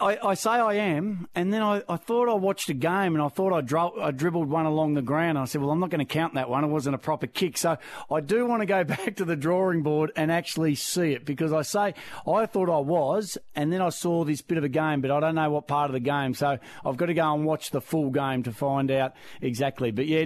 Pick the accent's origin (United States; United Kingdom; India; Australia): Australia; Melbourne, Victoria; also born or lived in Crib Point; Yeah, I moved a fair bit when I was growing up as a child through Dad's work. So we grew up around Wonturna first, in the suburbs of Melbourne, and we were there.